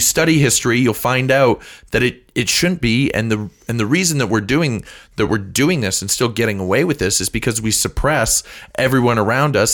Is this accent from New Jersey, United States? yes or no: no; St. Louis, Missouri, United States; I grew up in Saint Louis. I went to school in Saint Louis.